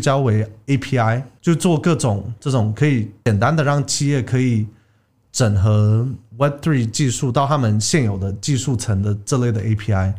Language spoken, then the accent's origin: Chinese; Taiwan; 我一半台湾人，一半美国人，我是在台湾长大的，以前读国民小学啊